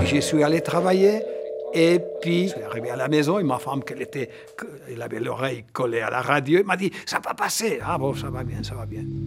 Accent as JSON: {"language": "French", "country": "Switzerland", "tie": "born or raised there", "said": "Je suis né en Suisse en 1967. Mes parents sont italiens"}